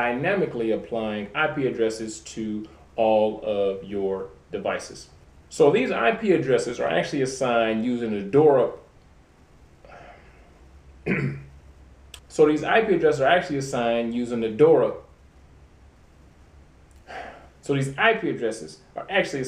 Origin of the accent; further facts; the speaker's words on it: Detroit, Michigan, United States; I'm originally from Detroit, Michigan.